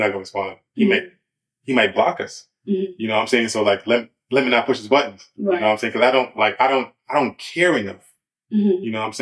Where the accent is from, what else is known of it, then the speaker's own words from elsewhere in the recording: New York City, New York, United States; I'm from Brooklyn, New York